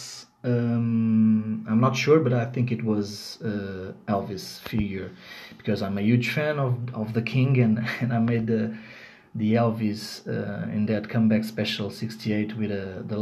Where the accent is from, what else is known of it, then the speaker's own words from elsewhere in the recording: Lisbon, Portugal; I'm from Lisbon, Portugal.